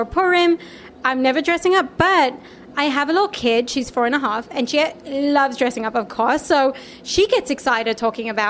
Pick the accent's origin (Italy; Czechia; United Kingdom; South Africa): South Africa; now in Philadelphia, United States; I am Jewish, born and raised in South Africa in a Jewish home